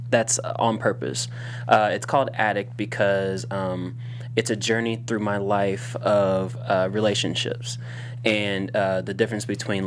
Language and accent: English; Indiana, United States; now in Los Angeles, United States; And we're all from Indiana